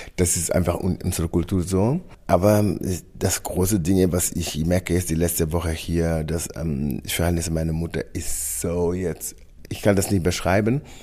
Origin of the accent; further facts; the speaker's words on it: Senegal; German is a second language; moved away as an adult; now in Germany; meine Kindheit, von meiner Heimat Senegal